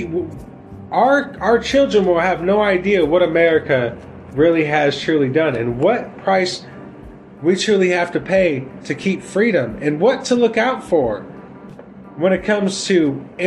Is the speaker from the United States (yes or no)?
yes; United States; we as the American people